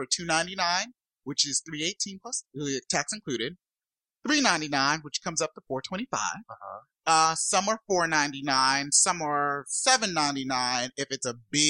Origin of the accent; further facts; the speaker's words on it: North Carolina, United States; My Tar Heel home state.